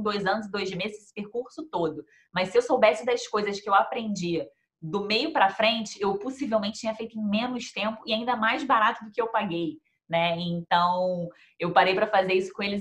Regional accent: Rio de Janeiro, Brazil; moved away as an adult; now in Melbourne, Australia; eu sou de Melbourne e a gente, no Brasil, era do Rio.

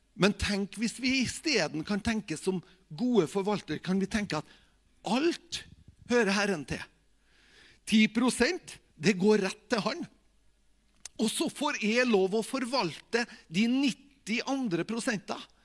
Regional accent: Tingvoll, Møre og Romsdal, Norway; jeg er, jo, fra Tingvoll

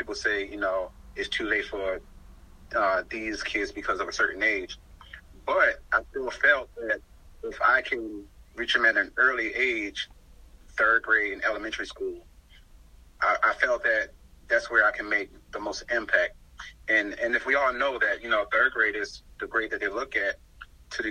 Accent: Baltimore, Maryland, United States; moved away as an adult; also born or lived in South Carolina; I was born and raised in Baltimore, Maryland

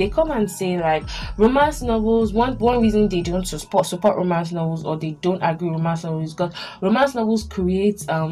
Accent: Nigeria; I'm Nigerian

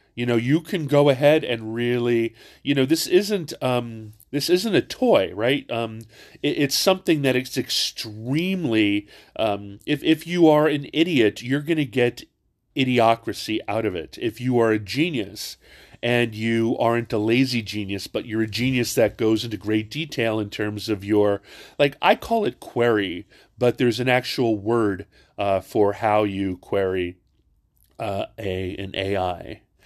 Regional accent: Hawaii, United States; I'm not from Virginia. I'm from Hawaii.

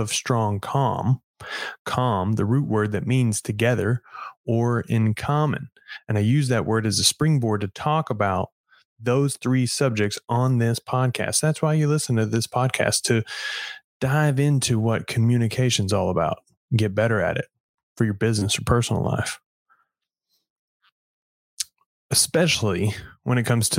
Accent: Edgewood, Texas, United States; my hometown of Edgewood, Texas, about 1600 people on the last population sign

